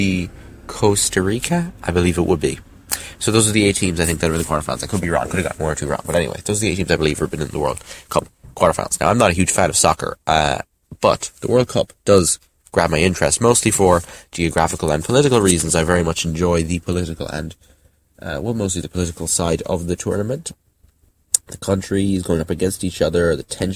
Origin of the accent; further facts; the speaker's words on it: Ireland; I'm from Ireland